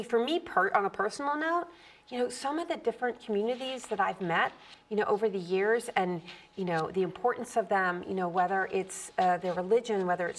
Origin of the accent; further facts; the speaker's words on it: Virginia, United States; now in Boston, United States; I'm from Virginia.